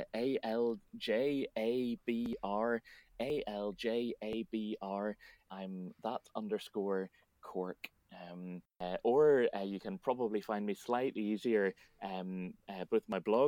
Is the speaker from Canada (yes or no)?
no; Northern Ireland, United Kingdom; accent: north of Ireland; my accent from the north of Ireland